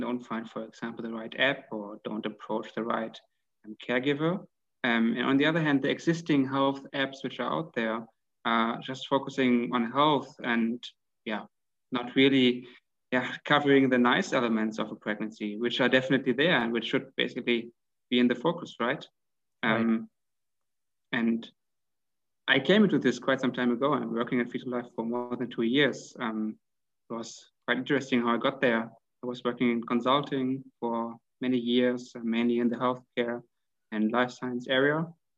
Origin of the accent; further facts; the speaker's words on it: Hanover, Lower Saxony, Germany; English is a second language; From Germany, actually.